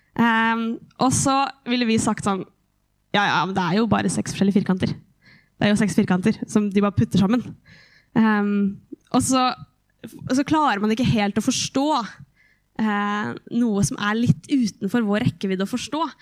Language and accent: Norwegian; Hamar, Innlandet, Norway; Jeg vokste opp i Livets senter